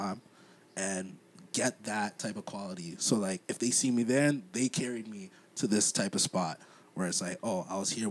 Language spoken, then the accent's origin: English; Toronto, Ontario, Canada; moved away; also born or lived in Waterloo, Ontario; I grew up in Rexdale, and I was balling there. And I moved to Waterloo